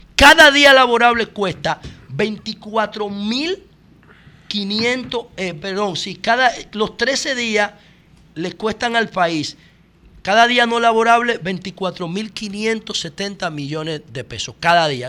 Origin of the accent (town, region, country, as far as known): Dominican Republic